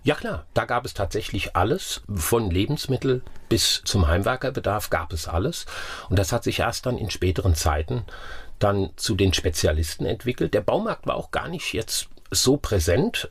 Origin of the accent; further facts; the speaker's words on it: Wiesbaden, Hesse, Germany; moved away as an adult; also born or lived in Oppenheim; Ich bin in Wiesbaden groß geworden